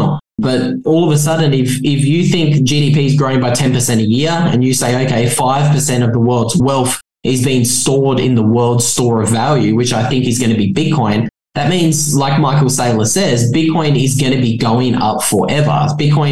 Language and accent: English; Australia; moved away; based in Australia, what used to be my home country